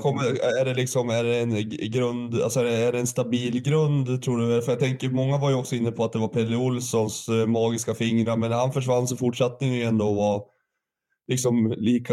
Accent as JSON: {"language": "Swedish", "town": "Sundsvall", "region": "Västernorrland County", "country": "Sweden", "tie": "born or raised there", "also_born_or_lived": "Gävle, Sweden / Valbo, Sweden"}